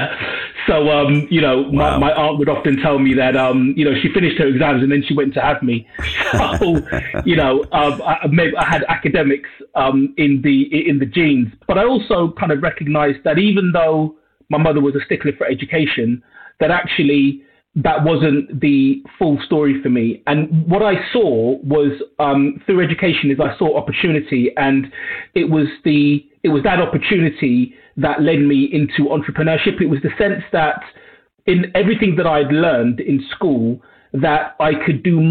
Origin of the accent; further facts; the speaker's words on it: London, United Kingdom; I was born and raised in Northwest London, a borough called Brent.